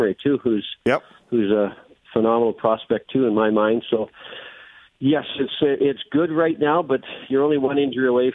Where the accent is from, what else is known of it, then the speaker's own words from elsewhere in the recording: Kenora, Ontario, Canada; moved away as an adult; now in Winnipeg, Canada; I grew up in Kenora, Ontario, 2 hours east